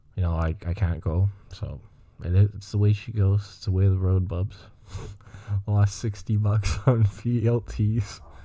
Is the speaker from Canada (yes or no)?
yes; Montreal, Quebec, Canada; I'm from, uh, Greenfield Park, Montreal. It's like the South Shore of Montreal, and, um, I'm English, but I mean, I speak French, too